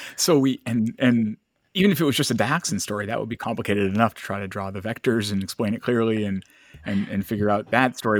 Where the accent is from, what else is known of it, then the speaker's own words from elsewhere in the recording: Lewiston, Maine, United States; I'm from Lewiston, Auburn